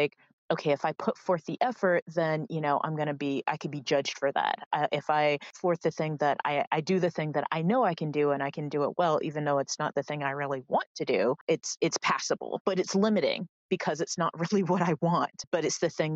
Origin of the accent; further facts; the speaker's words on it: Florida, United States; accent: Southern drawl; moved away; when I go home to Florida, which, you know, is the South, but not the South, I kind of fall into, you know, more the y'all, the drawl